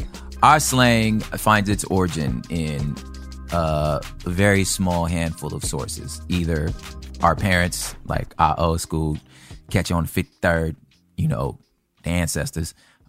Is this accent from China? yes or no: no; the South, United States; That's, you know, I was from the South, but like, it's gang culture.